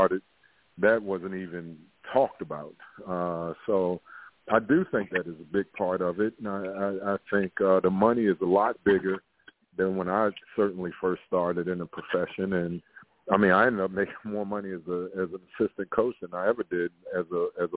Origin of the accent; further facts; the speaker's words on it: Baltimore, Maryland, United States; I'm from West Baltimore